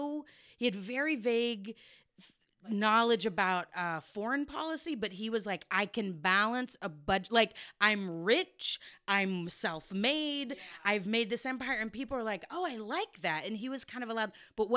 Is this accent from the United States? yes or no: yes; Texas, United States; I'm from Texas.